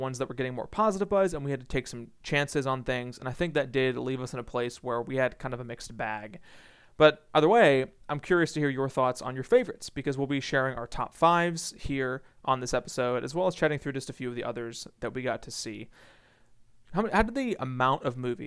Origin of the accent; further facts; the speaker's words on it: Northeast Ohio, United States; I am from Northeast Ohio, which is close enough to Lake Erie